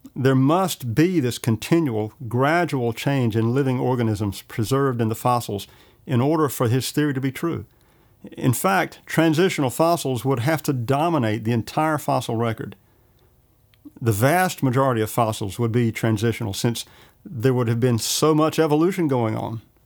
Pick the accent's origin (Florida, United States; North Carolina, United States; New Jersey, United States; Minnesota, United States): North Carolina, United States; Johnston County; I grew up in Johnston County